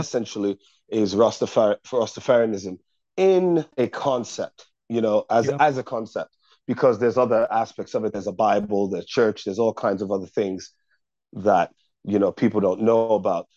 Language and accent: English; United States; I do love being an American